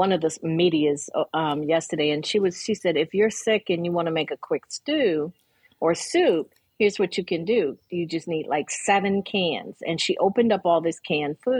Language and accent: English; Buffalo, New York, United States; I grew up in Buffalo